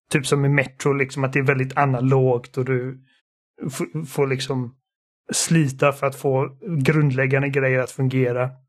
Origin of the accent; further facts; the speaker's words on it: Sweden; Eftersom att båda mina föräldrar är, är tyskar så är jag tekniskt sett tysk, men jag är svensk medborgare och liksom det enda jag vet är Sverige.